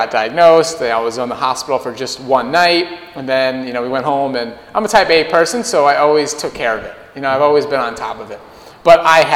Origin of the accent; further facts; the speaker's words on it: Minnesota, United States; I grew up in Minnesota